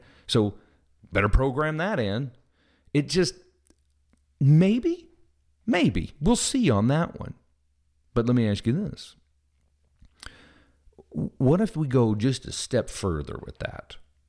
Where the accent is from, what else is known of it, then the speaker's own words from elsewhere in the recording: Midwest, United States; also born or lived in Southern US; I'm from the Midwest, but I've lived most of my life in the South, and I'm sure I've picked some up.